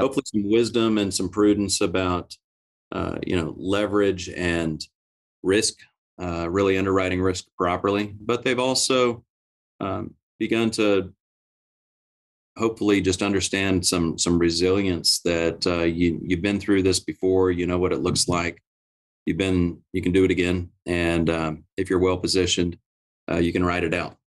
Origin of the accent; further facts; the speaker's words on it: Oklahoma, United States; I'm from Oklahoma